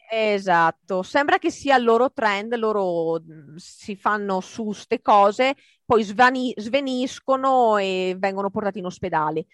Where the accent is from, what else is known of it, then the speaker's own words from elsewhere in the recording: Italy; moved away as an adult; now in United States; dopo la superiori in Italia